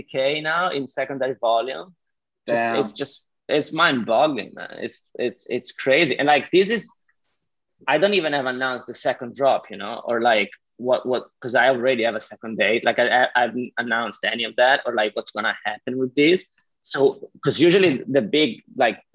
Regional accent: Switzerland; first language Italian; English is a second language; I'm Swiss Italian. So like part of my, like I speak Italian. That's my mother, that's my native language

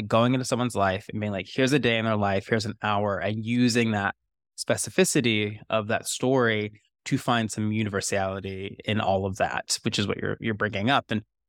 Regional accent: the South, United States; accent: Southern; I couldn't shake the Southerness. I did get rid of the accent somehow, but the sensibilities of being a Southerner always were with me.

